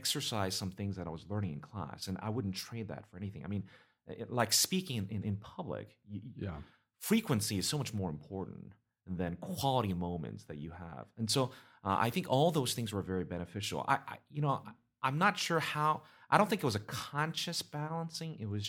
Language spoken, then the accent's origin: English; South Korea; I grew up with the, initially when I was in Korea, the teachings in the churches